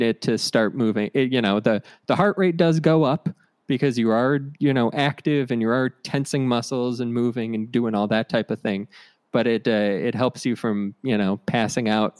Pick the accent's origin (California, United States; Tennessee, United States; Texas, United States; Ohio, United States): Ohio, United States; I'm from Ohio, so we would go to Orlando for vacation